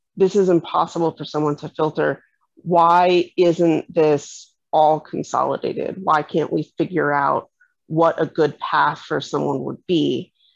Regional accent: New York City, New York, United States; moved away as an adult; I moved back to my kind of my hometown, uh, my the area where I'd grown up, and I started finding that it was actually much more difficult to reestablish myself and figure out where I fit in and find people who were like me in in of all places New York City

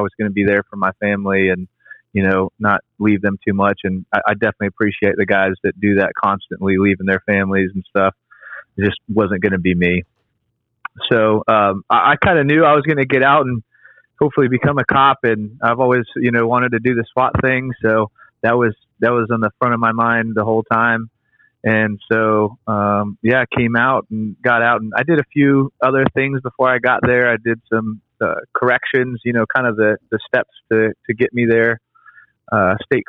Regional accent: Menifee, California, United States; moved away as an adult; also born or lived in Murrieta, California; now in East Coast, United States; So I grew up in Southern California in Riverside County, small city, Menifee and Marietta. I lived in both of those

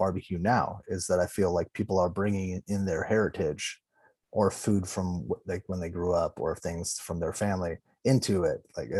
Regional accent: Los Angeles, California, United States; I grew up in Los Angeles, which is extremely diverse.

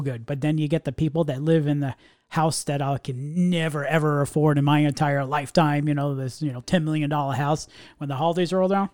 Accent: New York area, United States; You and I grew up in the New York area

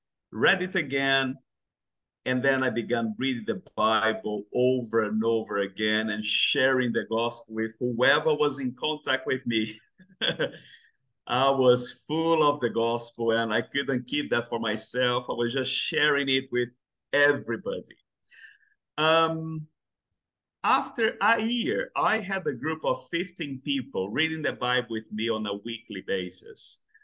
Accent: Brazil; English is a second language; moved away as an adult; now in London, United Kingdom; So I'm from Brazil. I grew up there. I spent my whole childhood in Brazil. I grew up in a Christian home. But at the age of 15, I decided to leave the church.

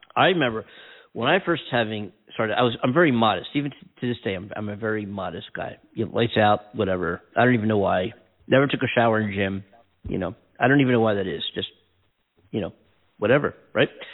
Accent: Philadelphia, Pennsylvania, United States; now in California, United States; I'm from Philadelphia

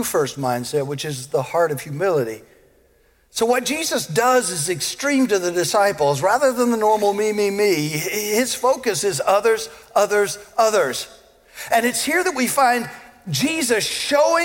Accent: the South, United States; I was born in the South, and I was raised to treat people with respect

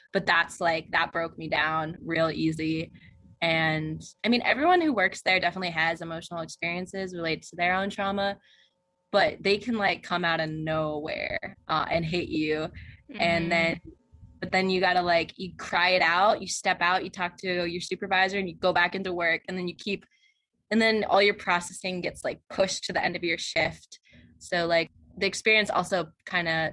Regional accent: New Jersey, United States; moved away as an adult; also born or lived in Nanchang, China / Colorado / Pennsylvania / Arizona; I grew up in New Jersey, but now I've lived in so many states

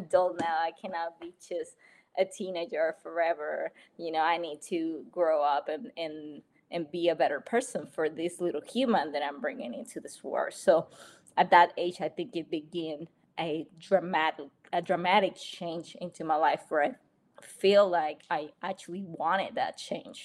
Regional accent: Panama; moved away; I'm from a little tiny country, a beautiful tiny country named Panama

